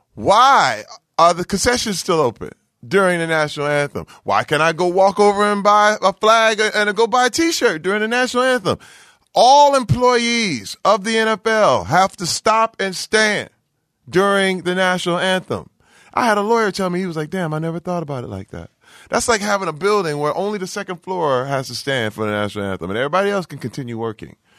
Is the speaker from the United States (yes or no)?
yes; Flint, Michigan, United States; moved away; I'm from Flint, Michigan